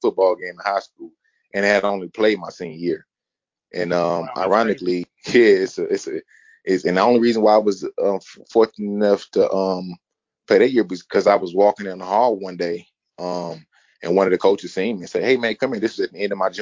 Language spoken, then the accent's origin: English; St. Louis, Missouri, United States; also born or lived in Jefferson City, Missouri / North Carolina; I grew up here in St. Louis